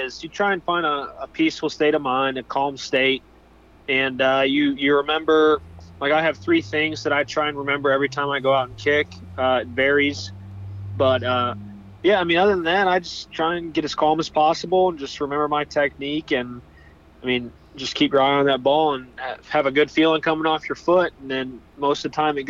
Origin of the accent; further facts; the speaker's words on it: St. Louis, Missouri, United States; I'm from St. Louis area